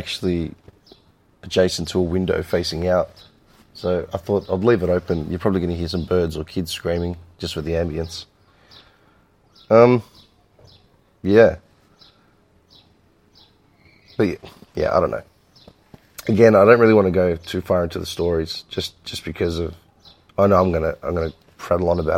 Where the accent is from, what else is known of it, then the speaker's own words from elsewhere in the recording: Melbourne, Victoria, Australia; growing up in Melbourne, I mean, we've always been surrounded by Greeks